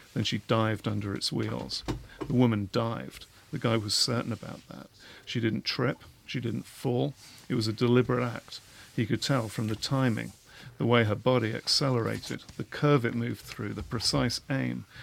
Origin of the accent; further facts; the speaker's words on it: England, United Kingdom; I'm English